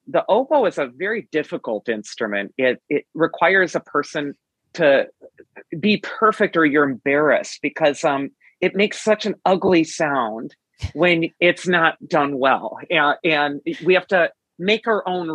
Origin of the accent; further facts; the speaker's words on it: United States; I'm from America